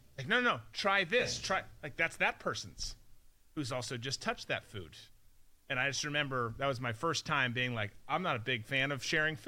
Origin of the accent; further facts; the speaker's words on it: Rochester, Minnesota, United States; Rochester, Minnesota, where I grew up